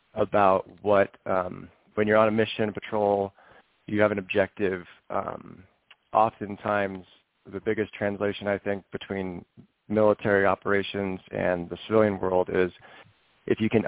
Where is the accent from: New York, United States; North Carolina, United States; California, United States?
California, United States; Northern; I grew up in Northern California